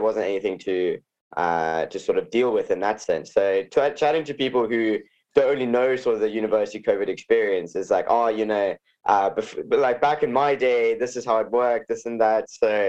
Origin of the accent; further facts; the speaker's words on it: Kent, South East England, United Kingdom; also born or lived in Johannesburg, South Africa; I was born in South Africa, And I lived in Johannesburg until I was 9. And then I moved over to the UK, just outside of London in Kent.